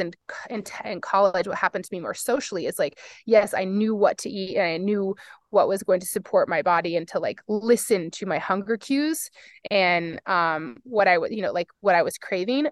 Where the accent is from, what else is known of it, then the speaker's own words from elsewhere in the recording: Fort Collins, Colorado, United States; now in Boulder, United States; I grew up in Fort Collins, Colorado